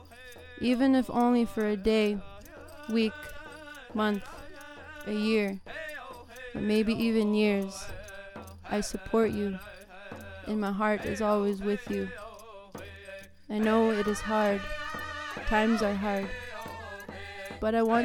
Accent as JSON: {"language": "English", "area": "Bighorn Reserve", "region": "Alberta", "country": "Canada", "tie": "born or raised there", "said": "I was raised on the Kiskawapdun First Nation, also known as the Bighorn Reservation."}